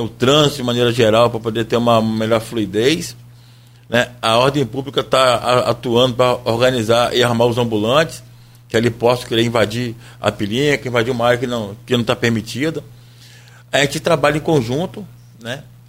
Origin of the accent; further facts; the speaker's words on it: Brazil; Nós somos brasileiros